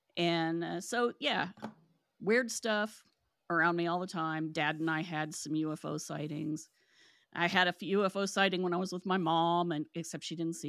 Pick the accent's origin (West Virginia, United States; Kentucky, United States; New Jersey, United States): West Virginia, United States; I was born and raised in West Virginia. The Silver Bridge fell when I was 2 years old